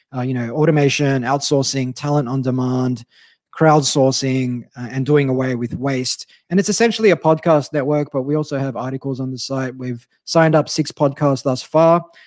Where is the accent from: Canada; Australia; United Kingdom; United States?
Australia; as an Aussie who only took up surfing three years ago